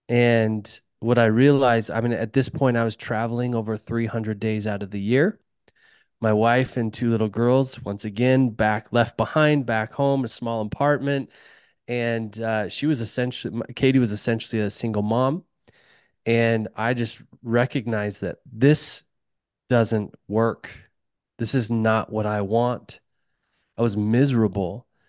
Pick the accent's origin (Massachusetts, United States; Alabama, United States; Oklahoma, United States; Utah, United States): Utah, United States; You know, there's a lot to tell, but I grew up in Utah, as I talked about, and I grew up with a dad that worked construction, hung drywall.